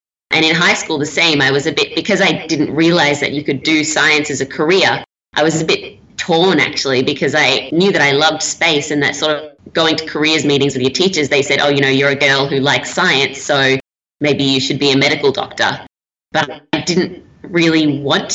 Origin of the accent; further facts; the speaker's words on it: Melbourne, Victoria, Australia; moved away as an adult; now in Manchester, United Kingdom; I grew up in the outer eastern suburbs of Melbourne, kind of around the Ringwood, Croydon area